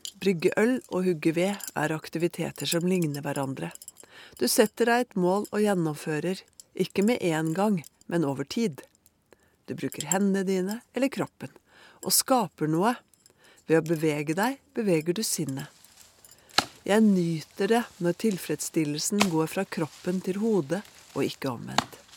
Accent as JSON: {"language": "Norwegian", "country": "Norway", "said": "Som nordmann er jeg vant til å kunne se på himmelen nattestid"}